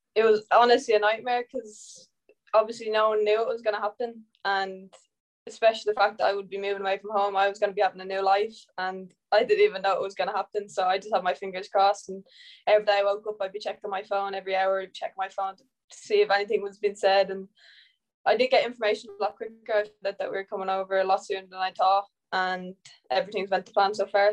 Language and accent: English; Ireland; I'm Irish